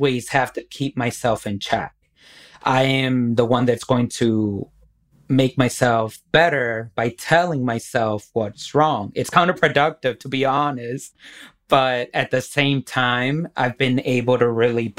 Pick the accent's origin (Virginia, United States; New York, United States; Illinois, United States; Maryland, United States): Illinois, United States; Waukegan; I am from Waukegan, Illinois, so you know I'm a little bit from the hood